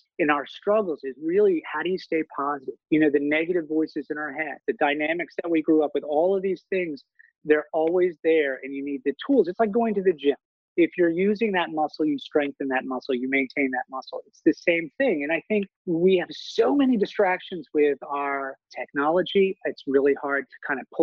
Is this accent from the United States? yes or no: yes; Maine, United States; moved away; growing up in Maine, in a rural community, we have long winters